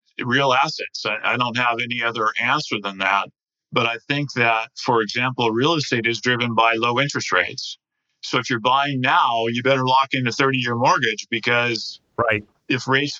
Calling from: Scarsdale, New York, United States; I'm calling from Scarsdale, New York.

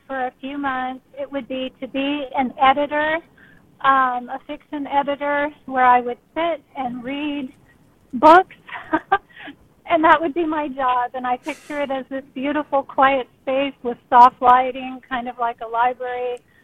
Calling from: Vallejo, California, United States; I'm calling from Vallejo

